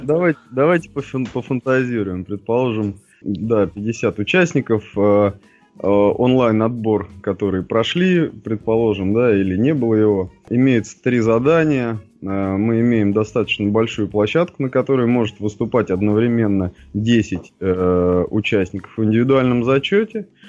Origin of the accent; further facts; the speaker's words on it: Moscow, Russia; родился я в Москве